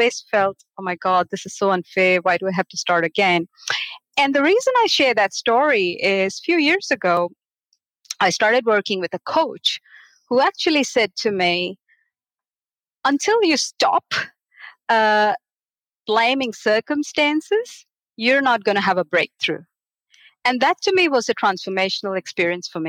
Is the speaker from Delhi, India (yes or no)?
no; Mumbai, Maharashtra, India; moved away as an adult; now in Australia; I was born and grew up in Bombay, a city of 20 to 25 million people